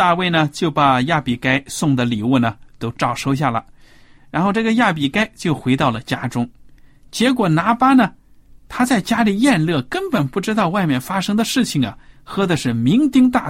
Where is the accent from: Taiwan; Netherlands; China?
China; 就好像我们中国人有的说什么狗蛋呐、狗蛋儿啊这种名字